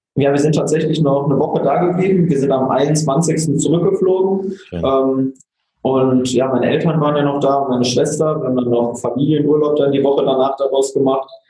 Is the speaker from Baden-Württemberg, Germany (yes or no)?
no; Oberhausen, North Rhine-Westphalia, Germany; bei uns in Oberhausen